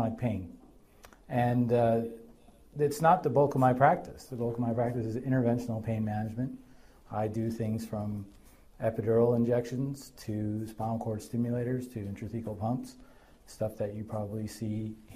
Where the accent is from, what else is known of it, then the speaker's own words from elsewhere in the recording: Hartford, Connecticut, United States; moved away as an adult; also born or lived in Boston / New York City; now in Connecticut, United States; I grew up in Hartford and then spent my time up in Boston.